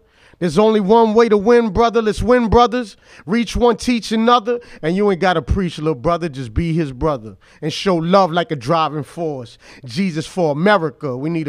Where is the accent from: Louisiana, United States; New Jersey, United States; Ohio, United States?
Louisiana, United States; New Orleans; Honduran. My dad's roots go back to Sicily. My mom's roots, some of them go back to Germany. And I was born here on the West Bank in New Orleans.